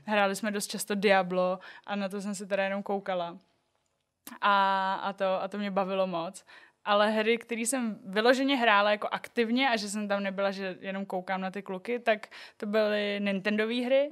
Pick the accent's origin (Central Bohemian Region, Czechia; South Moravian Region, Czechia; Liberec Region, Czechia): Liberec Region, Czechia; Liberec; now in Prague, Czech Republic; já jsem z Liberce, malý město, Byla jsem tam takový jako jedinej Aziat